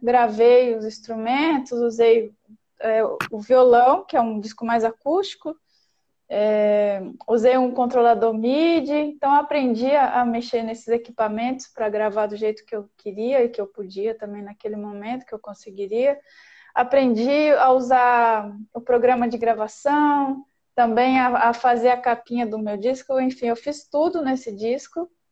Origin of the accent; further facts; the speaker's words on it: Minas Gerais, Brazil; moved away as an adult; Eu saí de Minas, eu tinha 26 anos